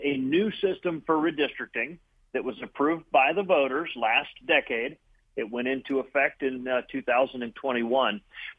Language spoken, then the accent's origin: English; Summit County, Ohio, United States; So I'm from Summit County.